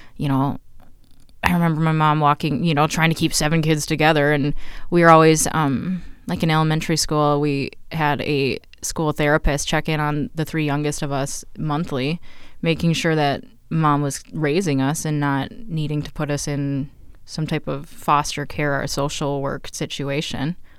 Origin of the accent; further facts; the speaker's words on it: Mankato, Minnesota, United States; also born or lived in Green Bay area, Wisconsin / Colorado; We grow up, grew up, uh, in La Jolla, which is now quaintly known as South Bend Township